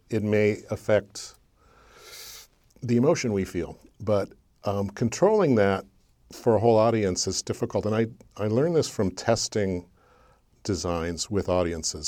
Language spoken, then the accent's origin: English; Burbank, California, United States; I was born in Burbank, California